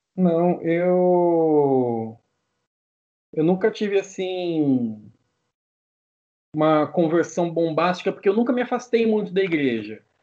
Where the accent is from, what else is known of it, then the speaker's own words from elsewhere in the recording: São José dos Campos, São Paulo, Brazil; eu sou de São José dos Campos, pertinho da capital de São Paulo, terra do avião